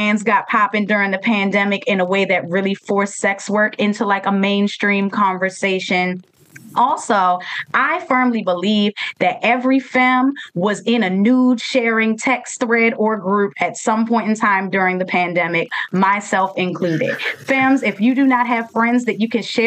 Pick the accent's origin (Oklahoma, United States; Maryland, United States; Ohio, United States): Maryland, United States; Baltimore; Baltimore is my hometown and I love it dearly